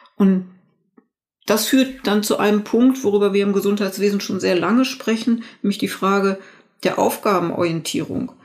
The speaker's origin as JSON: {"language": "German", "country": "Germany", "said": "hier bei uns in Deutschland"}